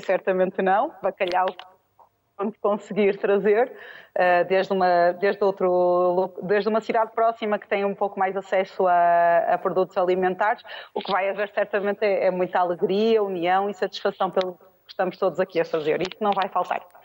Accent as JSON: {"language": "Portuguese", "country": "Portugal", "also_born_or_lived": "Porto", "said": "eu sou portuguesa, eh, vivo na cidade do Porto, quando estou em Portugal"}